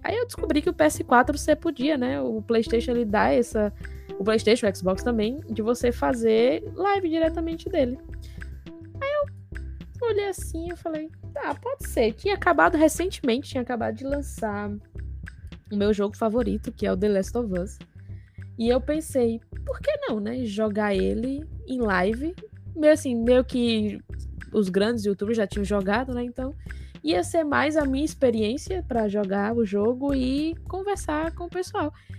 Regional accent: Natal, Rio Grande do Norte, Brazil; moved away as an adult; also born or lived in Argentina; eu sou de Natal. Natal é a capital do Rio Grande do Norte

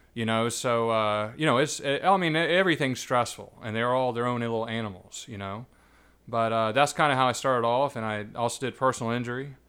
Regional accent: Savannah, Georgia, United States; I was born and raised here, actually.

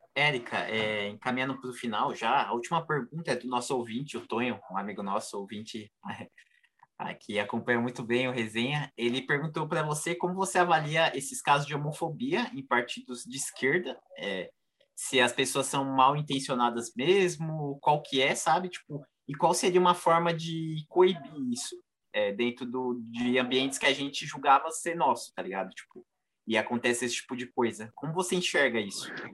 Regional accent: São Paulo, Brazil; eu sou de São Miguel

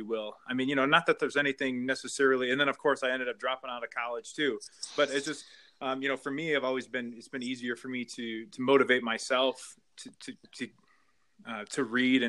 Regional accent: Flint, Michigan, United States; I grew up in Michigan, so Greater Flint area

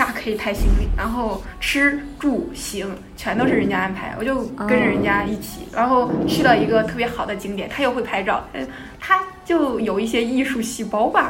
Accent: Hebei, China; 我老家河北的。

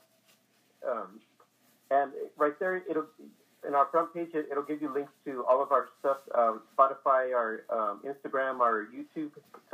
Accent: San Antonio, Texas, United States; born and raised in San Antonio.

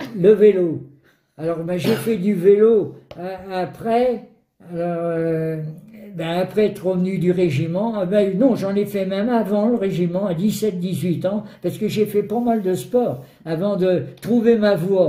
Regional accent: Brittany, France; en tant que breton

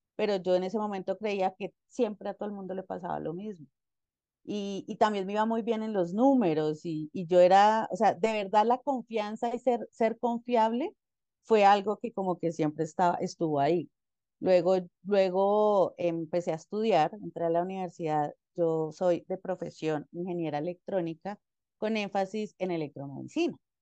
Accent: Ibagué, Tolima, Colombia; soy de Ibagué. Ibagué es una ciudad intermedia acá en Colombia

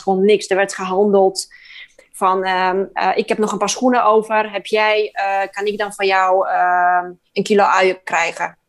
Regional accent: Poland; moved away; Ik kom uit Polen.

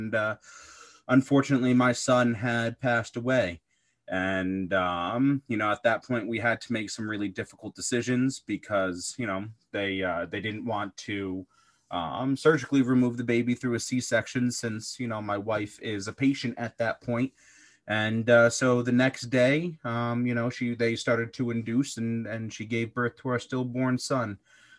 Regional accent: East Coast, United States; So I'm originally from the East Coast in the US. So we were out in the Midwest, and we decided to move back and start a family.

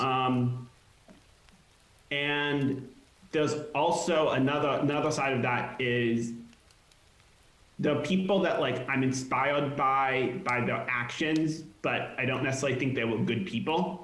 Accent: hometown of Magic Leap's headquarters, Florida, United States; now in Los Angeles, United States; They also were based in my hometown

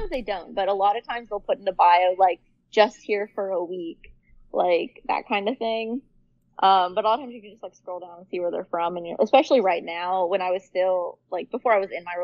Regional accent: Kentucky, United States; moved away; a university that's in Kentucky, which is where I'm from

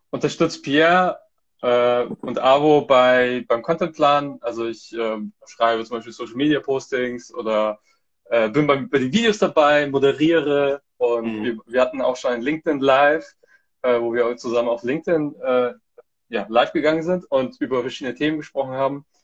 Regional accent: Hamburg, Germany; Bin aus Hamburg. Genau. aus Deutschland.

